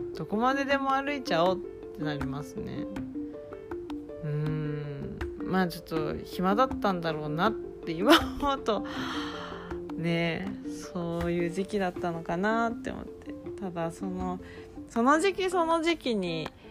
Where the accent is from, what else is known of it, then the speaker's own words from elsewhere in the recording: Kumamoto, Japan; moved away as an adult; now in Tokyo, Japan; 私はもともと熊本 生まれ熊本育ちで二十20歳の時に東京へ引っ越して